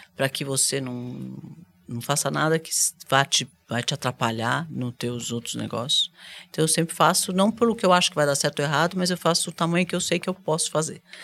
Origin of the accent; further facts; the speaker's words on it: Brazil; eu sou brasileira